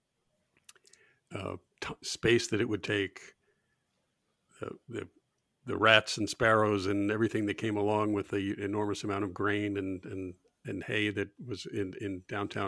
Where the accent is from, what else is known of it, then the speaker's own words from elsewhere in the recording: outside of Boston, Massachusetts, United States; When I grew up outside of Boston, we had a dump.